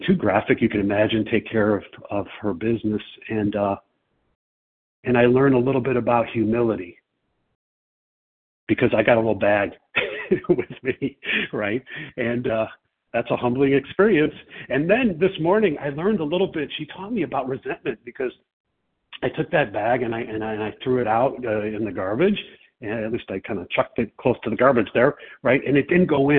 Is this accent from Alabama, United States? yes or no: no; Chicago, Illinois, United States; I'm from Chicago